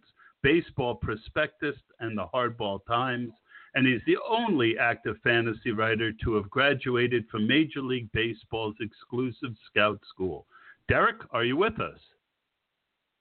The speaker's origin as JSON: {"language": "English", "town": "Scotch Plains", "region": "New Jersey", "country": "United States", "tie": "born or raised there", "said": "I grew up in Scotch Plains, so about an hour north of you."}